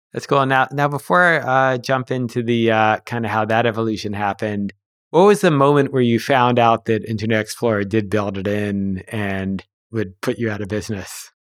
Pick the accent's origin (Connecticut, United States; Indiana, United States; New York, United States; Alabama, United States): New York, United States; Huntington; I grew up in Huntington